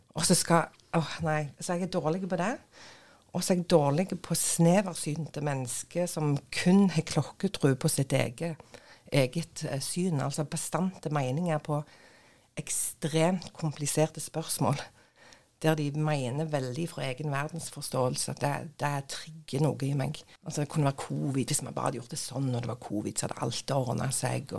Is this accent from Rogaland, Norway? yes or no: yes; Nærbø, Rogaland, Norway; now in Bryne, Norway; jeg er oppvokst på Nærbø.